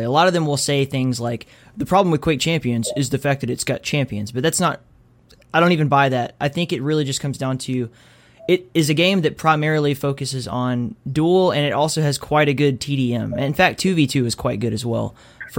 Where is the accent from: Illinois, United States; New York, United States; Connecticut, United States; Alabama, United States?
Alabama, United States; I was born in Alabama